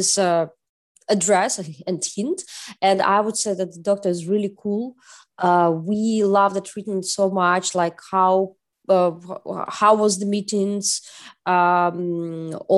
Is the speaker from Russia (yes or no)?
yes; Russia; moved away as an adult; also born or lived in Czech Republic; now in Berlin, Germany; I'm originally from Russia